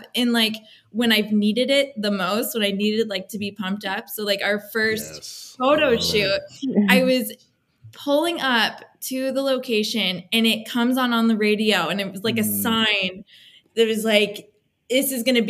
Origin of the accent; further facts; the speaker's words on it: Colorado, United States; I grew up in Colorado, so I am a big outdoorsy person.